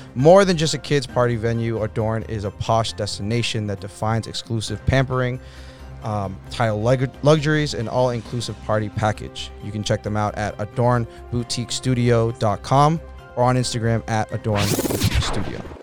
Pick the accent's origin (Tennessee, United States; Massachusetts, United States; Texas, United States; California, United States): Massachusetts, United States; Boston; I grew up in Rosendale